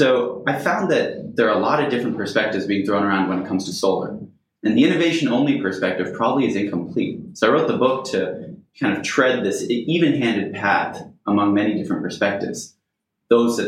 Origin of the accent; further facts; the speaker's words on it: Silicon Valley, California, United States; also born or lived in Oxford; I grew up in Silicon Valley